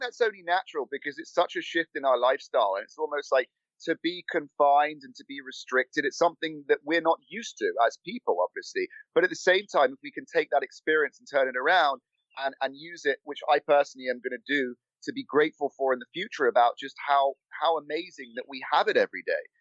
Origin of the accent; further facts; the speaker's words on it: London, United Kingdom; moved away as an adult; now in Los Angeles, United States; my accent is real. I was born and raised in London